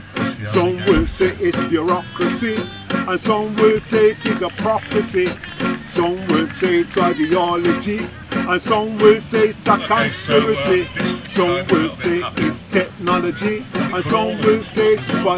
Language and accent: English; Wolverhampton, West Midlands, United Kingdom; I'm from Wolverhampton